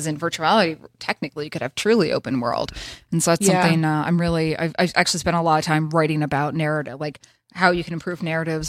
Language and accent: English; the South, United States; I'm from the South.